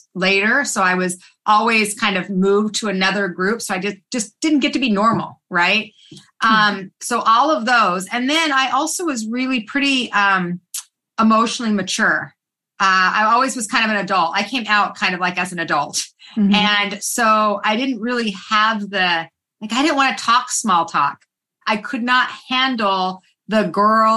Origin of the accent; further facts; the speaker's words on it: Salt Lake City, Utah, United States; I was raised in Salt Lake City, Utah